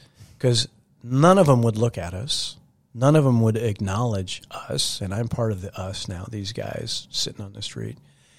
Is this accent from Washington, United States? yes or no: yes; Seattle, Washington, United States; I was, a middle-class kid growing up in the Seattle area back in the 60s and 70s, and very happy in that community